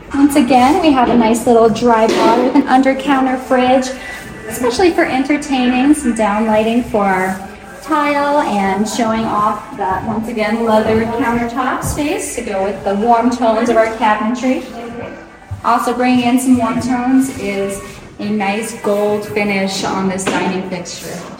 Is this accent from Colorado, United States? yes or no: yes; Alamosa, Colorado, United States; also born or lived in Fort Collins, Colorado; born and raised in Alamosa, Colorado, it's a very small town.